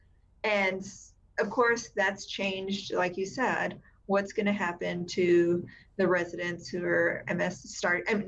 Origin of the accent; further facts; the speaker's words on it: South Texas, United States; now in San Antonio, United States; I grew up in South Texas, more South Texas. So on the border region with Mexico